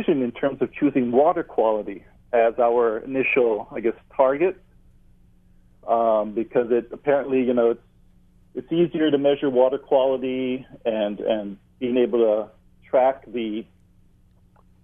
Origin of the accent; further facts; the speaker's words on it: Hawaii, United States; being a Hawaiian and being part of a hui here on Maui